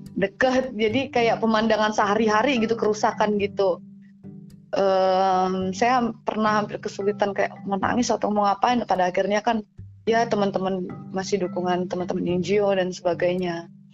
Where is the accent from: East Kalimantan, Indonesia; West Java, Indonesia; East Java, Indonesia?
East Kalimantan, Indonesia; Karang Tunggal, Tenggarong Seberang; moved away as an adult; also born or lived in Yogyakarta; tempat saya di Karang Karangtunggal